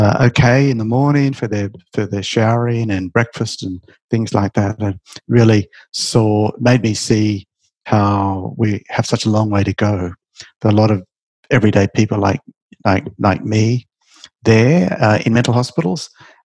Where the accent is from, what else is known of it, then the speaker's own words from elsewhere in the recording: Australia; Well, see, Australia is a great country. We're a young country, part of the new world.